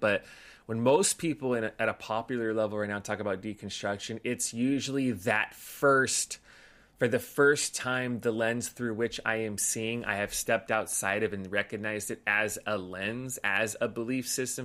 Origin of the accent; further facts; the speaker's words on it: Los Angeles, California, United States; so grew up in L A, in the San Gabriel Valley